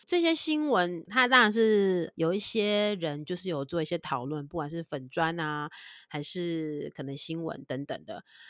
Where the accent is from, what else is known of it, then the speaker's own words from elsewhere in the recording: Taiwan; accent: Taiwanese accent; 我们台湾人都习惯把那个“分”都加，有点加一点“屋”的音